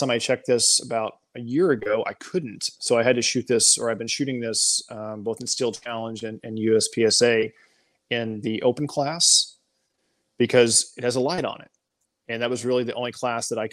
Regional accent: Garland, Texas, United States; moved away as an adult; also born or lived in Germany / Belgium; I'm originally from Garland, Texas

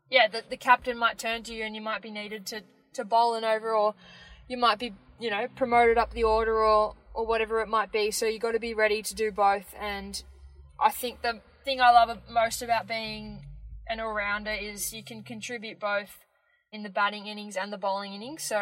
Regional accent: Melbourne, Victoria, Australia; I am eight years old and I am from Melbourne.

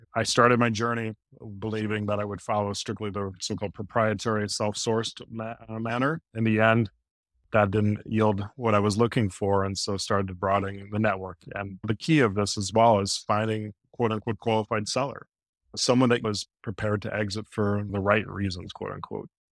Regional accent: Midwest, United States; now in New York area, United States; I'm from the Midwest

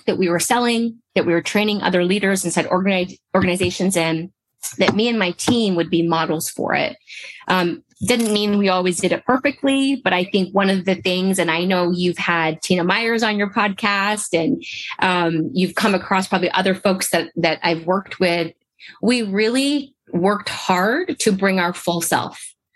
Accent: Canada; I'm originally from Canada

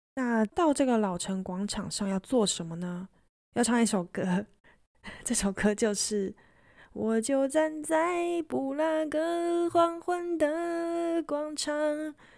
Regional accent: Taiwan; 我来自台湾

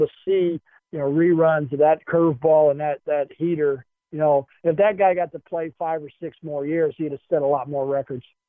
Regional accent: Baltimore, Maryland, United States; growing up in Baltimore, Maryland

